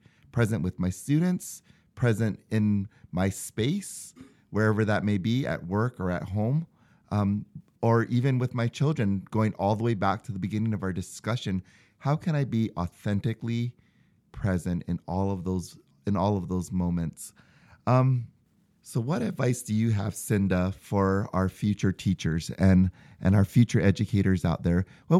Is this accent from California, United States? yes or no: no; Hawaii, United States; moved away as an adult; now in Utah, United States; I'm from Hawaii